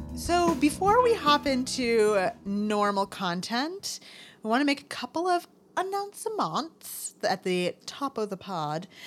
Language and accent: English; United States; growing up in the North Country